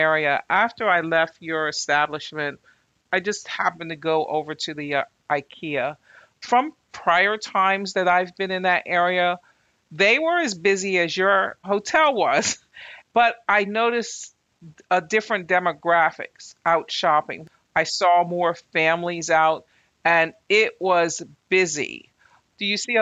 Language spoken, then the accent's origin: English; Northeast Corridor, United States; we're in the Northeast Corridor.